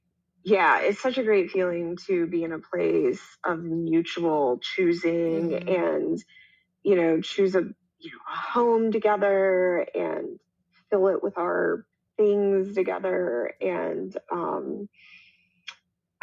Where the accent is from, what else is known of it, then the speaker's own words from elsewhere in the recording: Columbia, South Carolina, United States; moved away as an adult; also born or lived in Miami, Florida; now in Denver, United States; I live in Denver, but I'm from Columbia, South Carolina